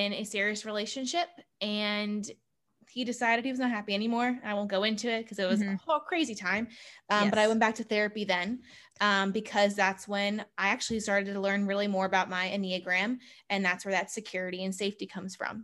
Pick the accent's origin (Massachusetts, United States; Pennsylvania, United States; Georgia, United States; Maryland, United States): Maryland, United States; Howard County; growing up in Howard County, Maryland